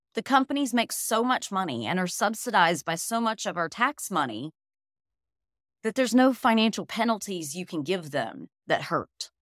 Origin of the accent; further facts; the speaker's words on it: Birmingham, Alabama, United States; I am originally from Birmingham, Alabama